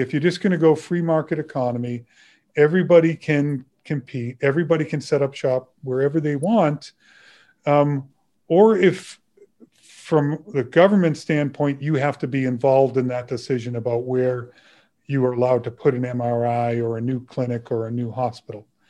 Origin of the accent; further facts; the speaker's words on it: Burlington, Massachusetts, United States; when I was in high school and growing up in Burlington, Massachusetts